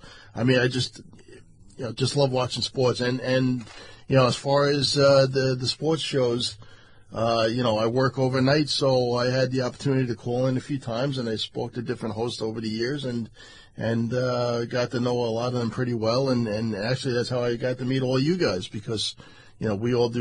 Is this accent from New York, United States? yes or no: yes; North Massapequa, New York, United States; now in Ronkonkoma, United States; I grew up on Long Island. I grew up in North Massapequa. I'm out in Suffolk County now in Ronkonkoma